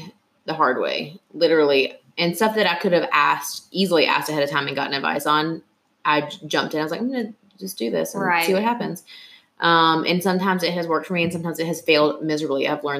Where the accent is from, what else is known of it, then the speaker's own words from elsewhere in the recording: Georgia, United States; now in Atlanta, United States; I'm from Gwinnett County. My office is in Gwinnett County. I live in Atlanta, but Gwinnett County is like my home and my child.